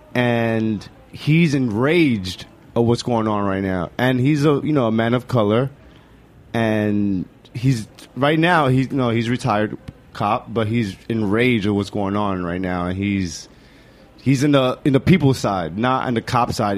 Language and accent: English; New York City, New York, United States; also born or lived in Bushwick, New York City; I grew up in the Lower East Side